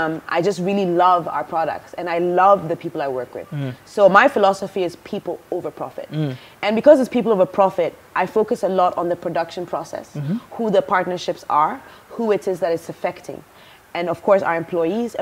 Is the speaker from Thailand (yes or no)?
no; Ghana; it's actually from my hometown